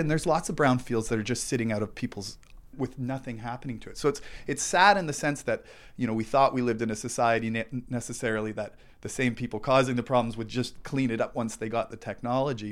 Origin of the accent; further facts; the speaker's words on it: Thunder Bay, Ontario, Canada; I grew up in Fort William near the Cam River